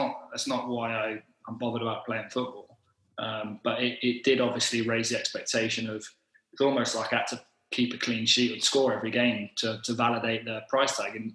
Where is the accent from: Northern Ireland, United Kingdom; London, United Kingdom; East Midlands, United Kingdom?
East Midlands, United Kingdom; Leicester; I was born in Leicester